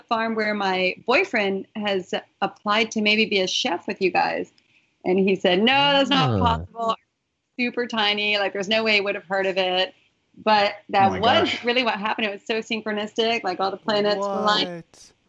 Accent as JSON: {"language": "English", "town": "Greensboro", "region": "North Carolina", "country": "United States", "tie": "born or raised there", "moved": "yes", "said": "I grew up in Greensboro. And I went back there for grad school."}